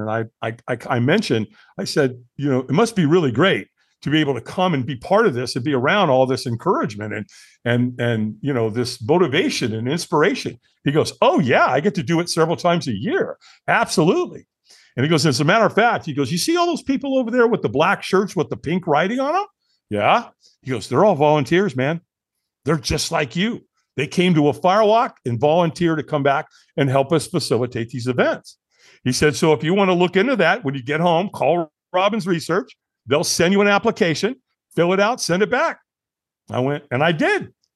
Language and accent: English; Long Beach, California, United States; also born or lived in Hollywood, California; I moved from Hollywood to Long Beach. And, and so Bob and Pat Albin raised me.